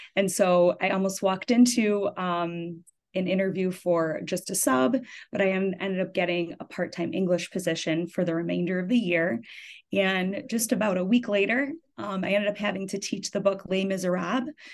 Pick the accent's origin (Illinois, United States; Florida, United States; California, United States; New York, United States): Illinois, United States; Deerfield; I grew up in Deerfield, Illinois, actually. So I ended up coming back to the high school that I went